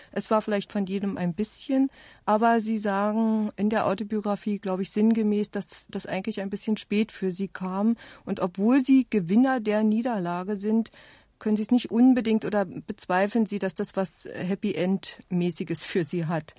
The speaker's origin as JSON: {"language": "German", "region": "eastern Germany", "country": "Germany", "said": "ich komme auch ähm, aus dem Osten Deutschlands"}